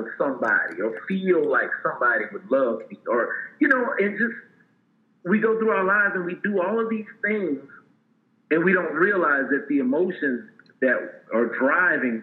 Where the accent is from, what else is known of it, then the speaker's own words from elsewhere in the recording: Port Arthur, Texas, United States; my life growing up in Port Arthur, Texas